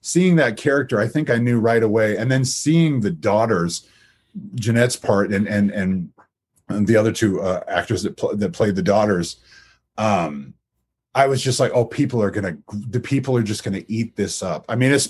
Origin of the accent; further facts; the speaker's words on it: Lake Stevens, Washington, United States; also born or lived in Everett, Washington; I'm from Lake Stevens, Washington, but I was born in a town called Everett